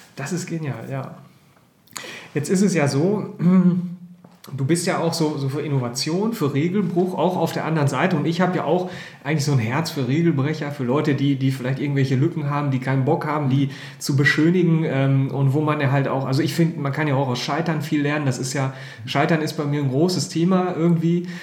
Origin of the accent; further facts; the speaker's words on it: Herford, North Rhine-Westphalia, Germany; als gebürtiger Herforder